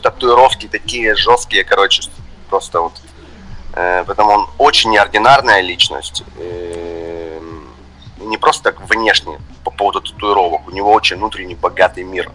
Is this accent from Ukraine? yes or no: yes; Donetsk, Donetsk Oblast, Ukraine; also born or lived in Pryvillia, Luhansk Oblast; я больше из Донецка, хотя родился в Луганской области